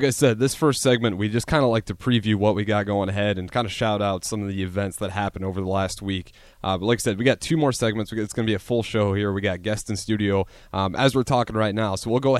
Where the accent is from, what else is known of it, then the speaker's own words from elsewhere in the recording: Hartington, Nebraska, United States; now in Lincoln, United States; my hometown because Carson Naker, he's actually from Hardington. Okay. He's in the town I grew up